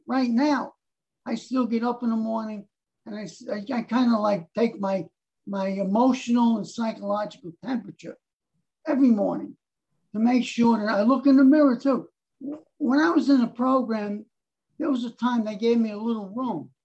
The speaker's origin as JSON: {"language": "English", "town": "New York City", "region": "New York", "country": "United States", "tie": "born or raised there", "also_born_or_lived": "Harlem, New York City", "said": "I was born in Harlem, and then our family moved up to the Bronx"}